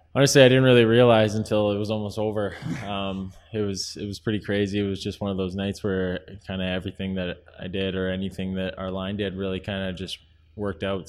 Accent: San Jose, California, United States; moved away; growing up in San Jose, and there's not too much ice going on

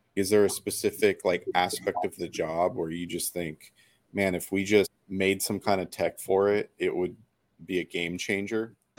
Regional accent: the Northwest, Pacific Northwest, United States; I'm from the Northwest.

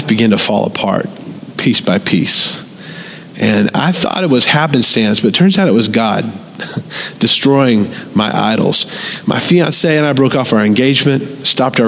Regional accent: the Bible Belt, United States; I grew up in America. Always been in church in the Bible Belt from the time I was born

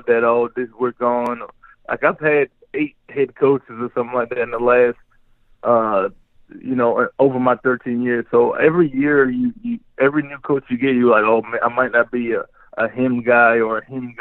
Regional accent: United States; moved away as an adult; now in Montreal, Canada; especially being American

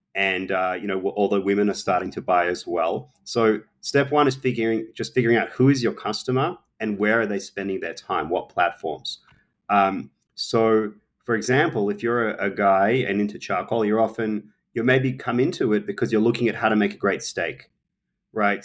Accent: Australia; moved away; I'm an Australian, um, I obviously grew up barbecuing, it's part of our culture

